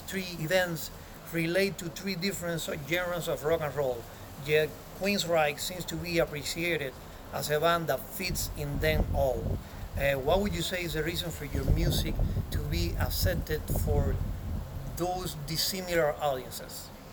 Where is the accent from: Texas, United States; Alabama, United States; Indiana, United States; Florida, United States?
Florida, United States; Miami; my hometown here in Miami